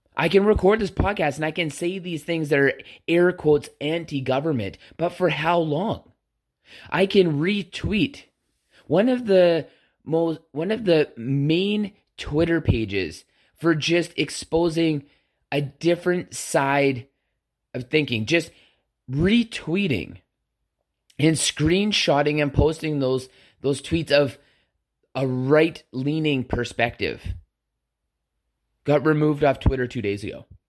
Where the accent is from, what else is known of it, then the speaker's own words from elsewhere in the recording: Canada; we are both Canadian